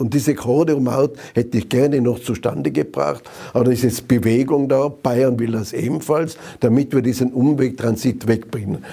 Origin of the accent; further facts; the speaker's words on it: Zams, Tyrol, Austria; in Zams in meiner Heimatgemeinde